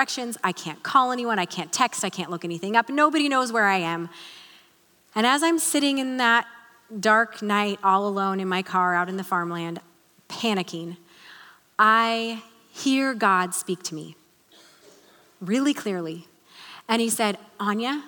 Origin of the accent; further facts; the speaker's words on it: Salem, United States; we moved back here to Salem, which was a little bit weird for me because this was my hometown